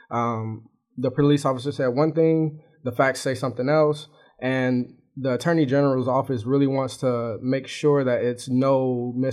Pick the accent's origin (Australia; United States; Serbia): United States; Chicago, Illinois; it's like something that happens every day kind of situation because I'm from Chicago, you know